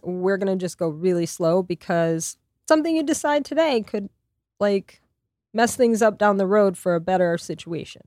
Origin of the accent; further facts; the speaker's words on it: Lafayette, Louisiana, United States; moved away as an adult; also born or lived in New York; in my hometown in Lafayette